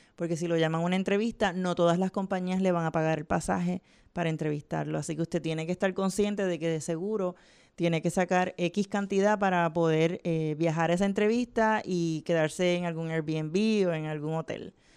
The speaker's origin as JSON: {"language": "Spanish", "town": "Vega Alta", "country": "Puerto Rico", "said": "Yo soy de Vega Alta, así que trabajé en, uh. Claire's del Mall."}